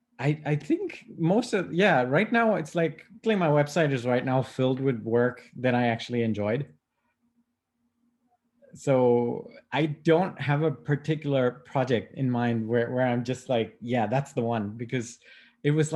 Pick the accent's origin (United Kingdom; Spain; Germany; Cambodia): Germany; Schwäbisch Gmünd, Baden-Württemberg; also born or lived in Stockholm, Sweden; my parents are from India, and then, I grew up in Germany